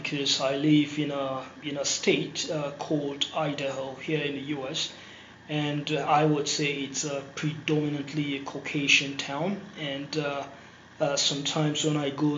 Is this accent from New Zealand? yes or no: no; Nigeria; moved away as an adult; now in United States; I'm originally from Nigeria and currently residing in the US. I came here for college.